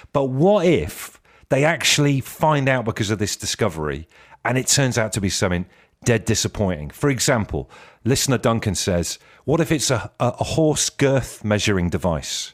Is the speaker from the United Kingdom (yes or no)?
yes; Ellesmere Port, North West England, United Kingdom; I was born in Ellesmere Port, uh, so I hail from the north